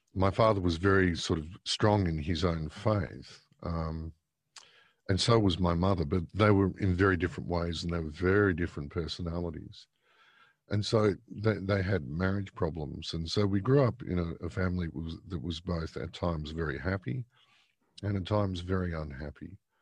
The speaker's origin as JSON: {"language": "English", "region": "Victoria", "country": "Australia", "tie": "born or raised there", "moved": "yes", "said": "originally a Victorian. I was born in Victoria, um, in nineteen sixty-one."}